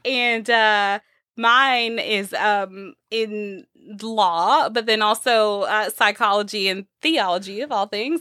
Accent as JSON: {"language": "English", "region": "Texas", "country": "United States", "said": "we're from the South. We're from Texas, from the Bible Belt."}